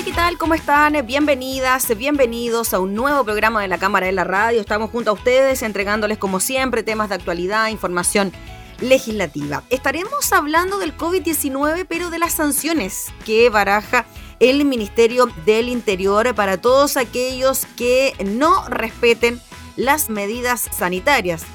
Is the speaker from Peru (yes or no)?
no; Chile; como chilenos